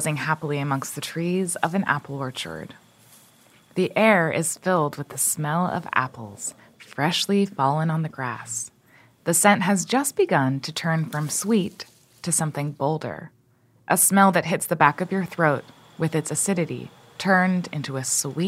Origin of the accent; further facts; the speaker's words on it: Hudson Valley, New York, United States; I grew up in the Hudson Valley and was surrounded by apple orchards